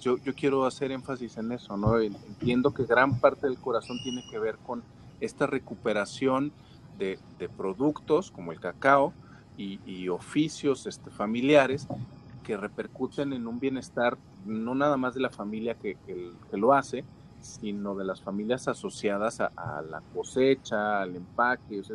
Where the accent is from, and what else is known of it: Mexico